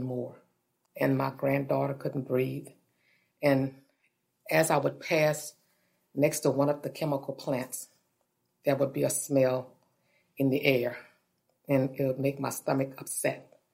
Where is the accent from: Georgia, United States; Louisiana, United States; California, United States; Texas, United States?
Louisiana, United States; St. James; I'm from St. James, Louisiana